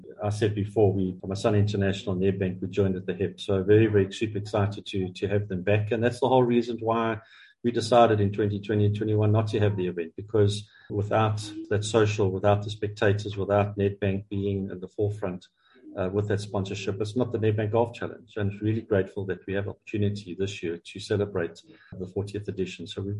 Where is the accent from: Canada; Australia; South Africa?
South Africa; It's truly Africa's major, and we're proudly South African.